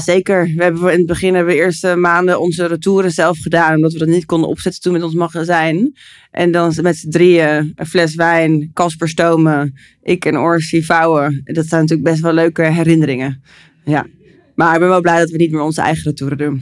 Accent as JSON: {"language": "Dutch", "country": "Netherlands"}